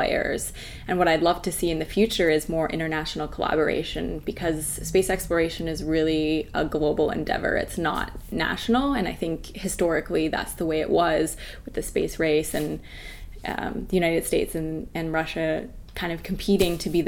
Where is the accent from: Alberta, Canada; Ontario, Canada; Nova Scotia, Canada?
Alberta, Canada; Calgary; growing up in the Rockies, I spent a lot of time camping, hiking